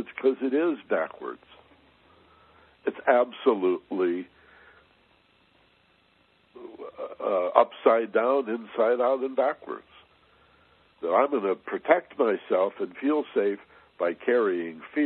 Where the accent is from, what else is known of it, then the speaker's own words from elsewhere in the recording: Michigan, United States; when I was a little boy, I grew up in Michigan, just a few blocks from the lake